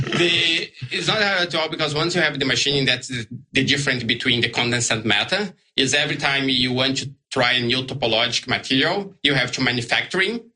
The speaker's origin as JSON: {"language": "English", "country": "Brazil", "second_language": "English", "moved": "as an adult", "lives_now": "Australia", "said": "I'm from Brazil originally."}